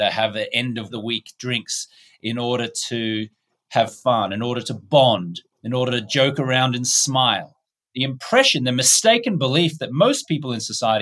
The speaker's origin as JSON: {"language": "English", "country": "Australia", "also_born_or_lived": "United States", "moved": "yes", "said": "I'm an Australian-American."}